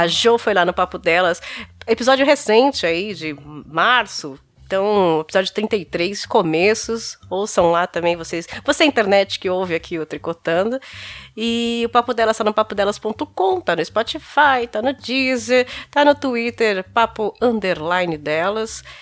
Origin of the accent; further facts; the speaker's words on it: São Bernardo do Campo, São Paulo, Brazil; eu sou de São Bernardo do Campo